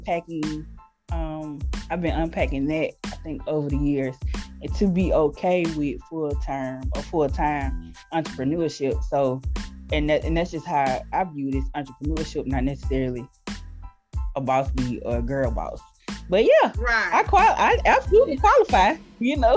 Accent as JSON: {"language": "English", "town": "Montgomery", "region": "Alabama", "country": "United States", "moved": "as an adult", "lives_now": "Birmingham, United States", "said": "I'm originally from Montgomery, Alabama"}